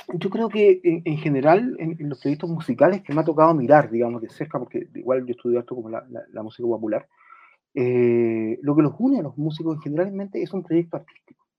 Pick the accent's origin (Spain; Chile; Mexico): Chile; nuestra identidad como, como, eh, chilenos